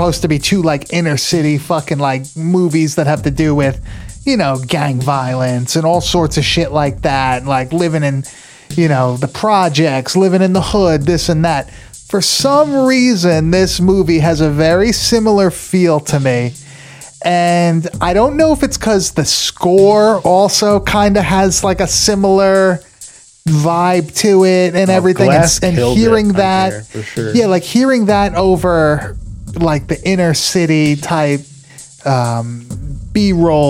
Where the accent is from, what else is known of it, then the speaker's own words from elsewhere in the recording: New York, United States; I grew up in New York. I was always in the city.